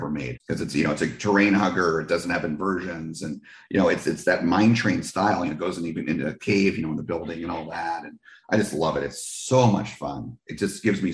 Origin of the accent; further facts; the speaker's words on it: New Jersey, United States; Six Flags Great Adventure was my original home park growing up in New Jersey.